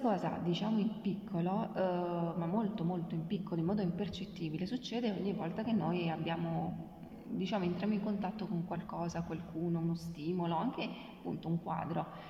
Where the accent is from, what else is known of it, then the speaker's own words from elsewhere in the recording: Abruzzo, Italy; now in Rome, Italy; io sono abruzzese